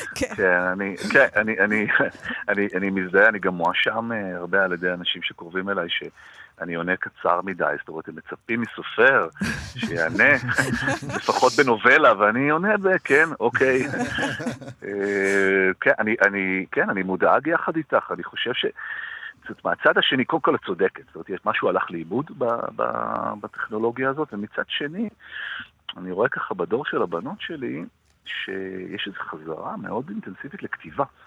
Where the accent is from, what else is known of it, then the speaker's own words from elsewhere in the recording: Jerusalem, Jerusalem District, Israel; moved away; הייתי ירושלמי, נולדתי בירושלים ו, ולמדתי וככה חלק מה... ההורים שלי היו בירושלים